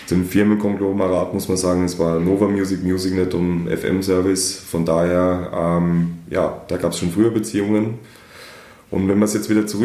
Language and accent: German; Germany; wie man meinen Dialekt äh, entnehmen kann, bin ich äh, nicht einmal ein echter Österreicher